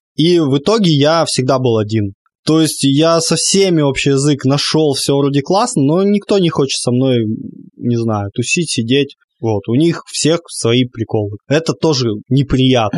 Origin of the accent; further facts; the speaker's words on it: Crimea, Ukraine; я как крымчанин